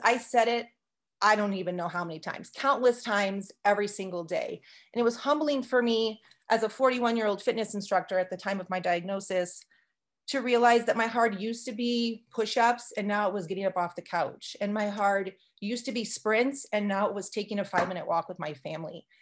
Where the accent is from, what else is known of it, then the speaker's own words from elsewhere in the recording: California, United States; also born or lived in Arizona; now in Montana, United States; I grew up in California and I lived in Arizona before moving here about five, six years ago